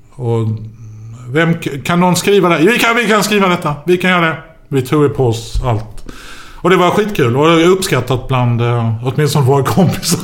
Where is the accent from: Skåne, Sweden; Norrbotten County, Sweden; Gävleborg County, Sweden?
Skåne, Sweden; vi är från Skåne!